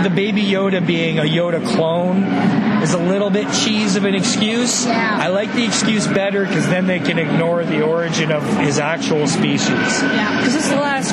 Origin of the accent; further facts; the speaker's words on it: St. Catharines, Ontario, Canada; growing up in St. Catharines as a kid